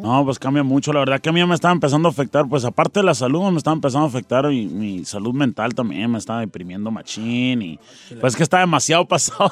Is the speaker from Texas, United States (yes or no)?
no; Tucson, Arizona, United States; born or raised there; also born or lived in Nogales, Sonora